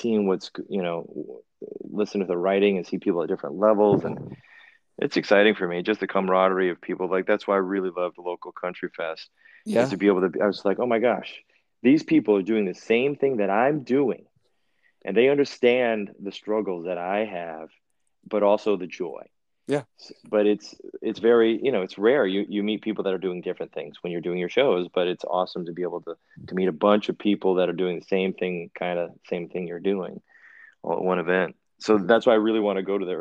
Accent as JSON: {"language": "English", "town": "Worcester", "region": "Massachusetts", "country": "United States", "tie": "born or raised there", "said": "I grew up in Worcester"}